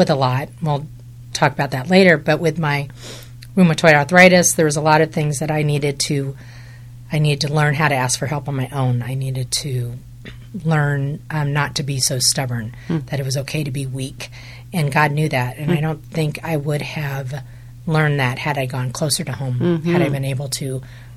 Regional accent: Dallas, Texas, United States; moved away as an adult; now in California, United States; I grew up in Dallas at a Presbyterian church in Richardson

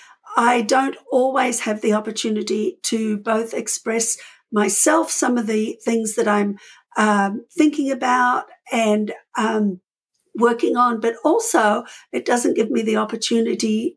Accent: Australia; moved away as an adult; also born or lived in New Zealand; I am an Australian physician, trained in Australia, then practiced in New Zealand

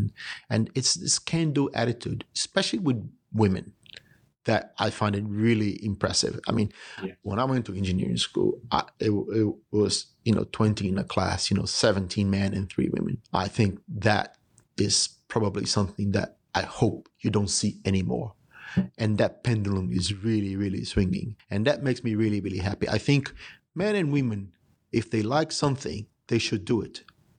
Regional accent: Brazil; born there; also born or lived in United States / United Kingdom; I was born in Brazil. I went to school in the US and I've lived a significant part of my adult life in the United Kingdom.

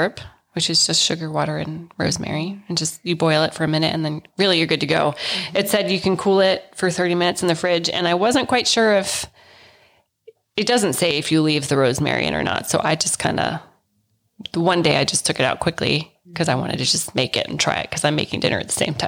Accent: United States; I am very American.

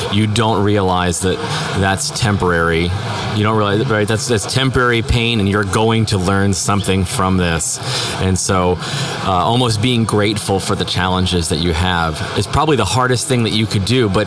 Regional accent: Albuquerque, New Mexico, United States; I'm a financial advisor with Edward Jones, and I am from Albuquerque, New Mexico

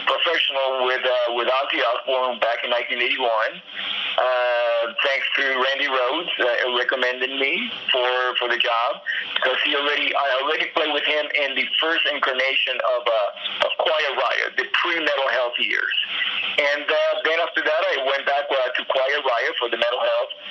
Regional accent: Miami, Florida, United States; moved away as an adult; also born or lived in Los Angeles; I grew up in Miami, and then I started touring in the Midwest before I I settled in Los Angeles in the late seventies.

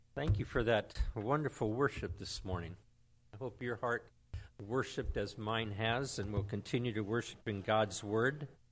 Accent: Santa Maria, California, United States; moved away as an adult; I grew up in Santa Maria, and I finally brought my family, uh, back to Santa Maria

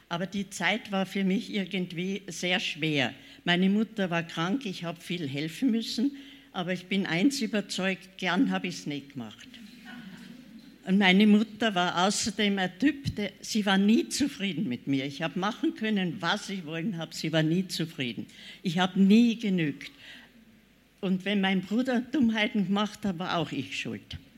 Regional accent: Czechia; born there; Ich bin in der Tschechei geboren, also in der heutigen Tschechei. Wir, wir, äh, mein Vater war damals arbeitslos. Ich bin geboren 1934.

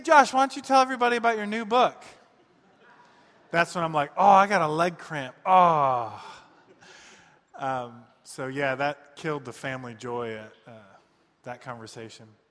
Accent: Detroit, Michigan, United States; I'm from Michigan, from the, uh, east side of Detroit

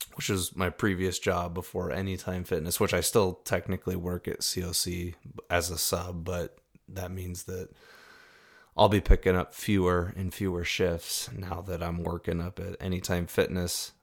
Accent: Iowa, United States; also born or lived in Arizona; when I was three years old, we moved from Arizona to Iowa.

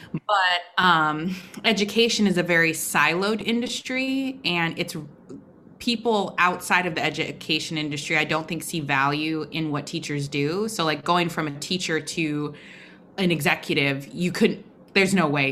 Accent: Portland, Oregon, United States; growing up in Oregon

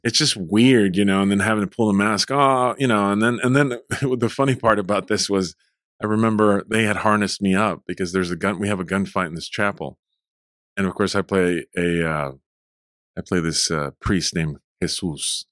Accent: Fort Worth, Texas, United States; English is a second language; also born or lived in Mexico / Abilene; I grew up in Fort Worth

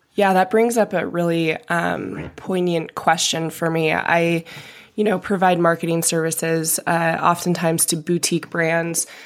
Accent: Idaho, United States; moved away; where I grew up in Idaho

